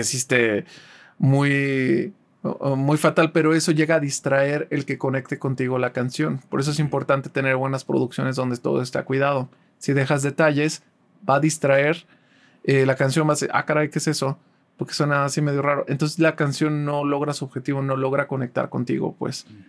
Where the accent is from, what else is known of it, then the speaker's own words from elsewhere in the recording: Guadalajara, Jalisco, Mexico; also born or lived in Tampico / Ciudad Valles; Yo no nací en Guadalajara, pero llevo toda mi vida viviendo aquí. Yo nací en Tampico, vivimos Vivimos ah, mis primeros años en Ciudad Valles, pero desde muy chiquito vivo aquí en Guadalajara.